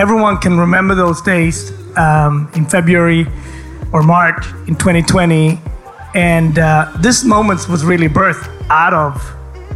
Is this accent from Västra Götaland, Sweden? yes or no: yes; Gothenburg, Västra Götaland, Sweden; born or raised there; accent: a little bit of Gothenburg dialect